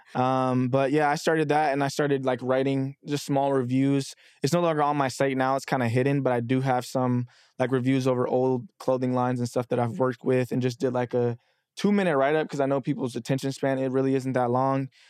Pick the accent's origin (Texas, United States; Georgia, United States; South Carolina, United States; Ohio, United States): Texas, United States; Dallas; moved away as an adult; also born or lived in Texarkana, Arkansas; now in New York, United States; I'm originally from Texarkana, Arkansas, but I've lived in Dallas since I was nine, so technically, I tell people I'm from Dallas